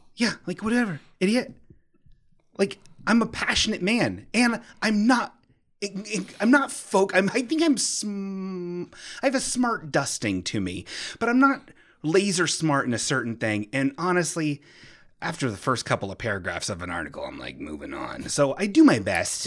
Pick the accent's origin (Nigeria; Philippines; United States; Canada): United States; Bellbrook, Ohio; My hometown, Bellbrook